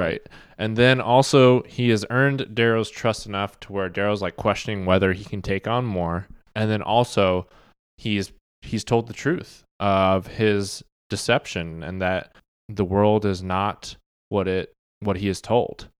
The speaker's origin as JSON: {"language": "English", "town": "Wichita", "region": "Kansas", "country": "United States", "tie": "born or raised there", "also_born_or_lived": "Missouri", "moved": "as an adult", "lives_now": "Kansas City, Missouri, United States", "said": "We're both Kansans originally."}